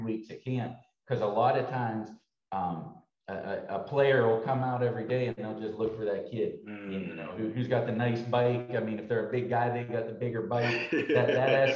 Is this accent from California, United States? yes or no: no; Pittsburgh area, Pennsylvania, United States; also born or lived in Green Bay, Wisconsin; now in Dallas, United States; my hometown team growing up.